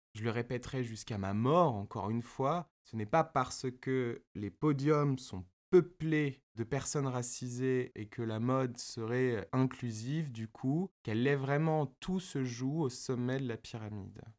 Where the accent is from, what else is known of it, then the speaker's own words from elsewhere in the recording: Paris, Île-de-France, France; mes deux parents sont tunisiens, ma famille est tunisienne, je suis né et j'ai grandi à Paris